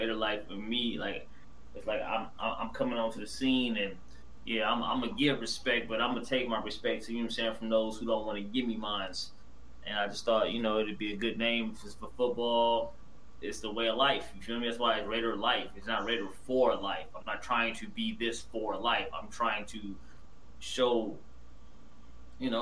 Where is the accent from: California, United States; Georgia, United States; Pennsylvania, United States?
California, United States; Oakland; I'm from Oakland. From East Oakland, California, born in, you know what I'm saying, born in West Oakland, but moved to the East later on in my life